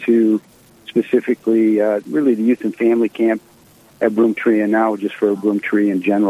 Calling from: Sioux Falls, South Dakota, United States; I'm actually here at the Country Club of Sioux Falls right now at this moment.

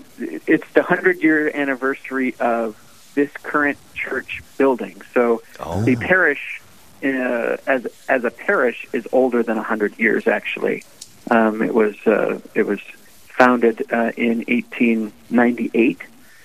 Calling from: Two Harbors, Minnesota, United States; I'm in my office at Holy Spirit in Two Harbors. And of course, as you mentioned, I also have the parish of St. Mary's in Silver Bay as well.

